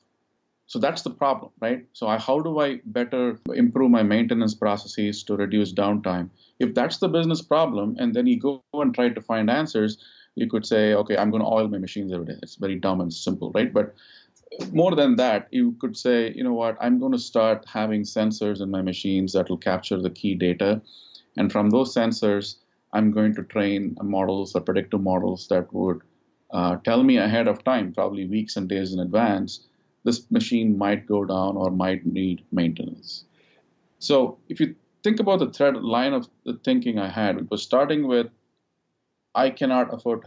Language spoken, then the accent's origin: English; India; moved away as an adult; also born or lived in United States; now in Dallas, United States; I grew up in India, and I came to the United States 21 years ago to do my master's in electrical engineering.